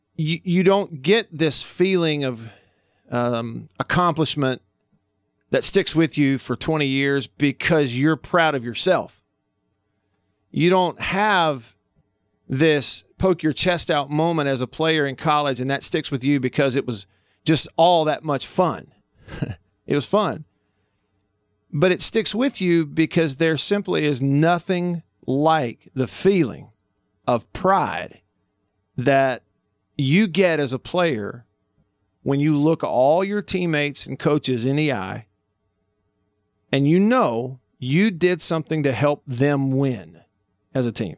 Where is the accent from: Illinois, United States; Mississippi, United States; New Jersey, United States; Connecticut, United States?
Mississippi, United States; Tupelo; moved away; my hometown of Tupelo